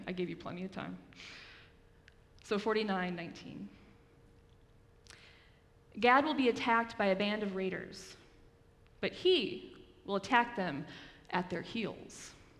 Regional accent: Grand Haven, Michigan, United States; accent: West Michigan; moved away as an adult; now in Chicago, United States; Are any of you familiar with like a West Michigan accent? Yeah, pretty. So I'm from West Michigan. I grew up in a little town called Grand Haven. And my West Michigan accent used to be far worse than it currently is. And I moved to Chicago, and I've lived here for a little under a decade now, so it's softened a little bit.

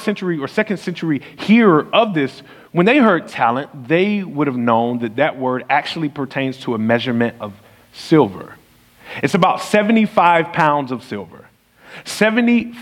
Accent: the South, United States; I'm from the South and I pronounce stuff

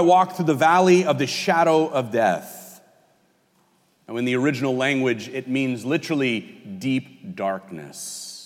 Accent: California, United States; moved away; I'm from California. We call the highways freeways back there

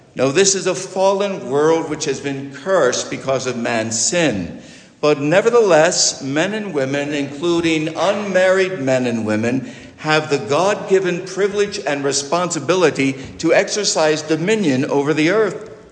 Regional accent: United States; I'm a Christian who is an American

